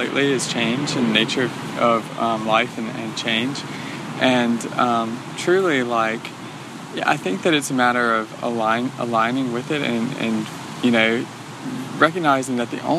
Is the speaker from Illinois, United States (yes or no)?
no; Louisiana, United States; moved away as an adult; now in San Diego, United States; I'm from Louisiana